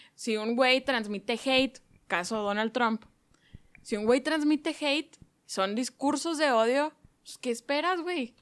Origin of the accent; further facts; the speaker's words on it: Mexico; soy mexicana